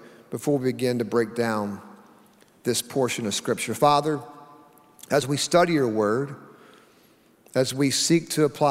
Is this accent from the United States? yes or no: yes; Oklahoma, United States; I grew up in Oklahoma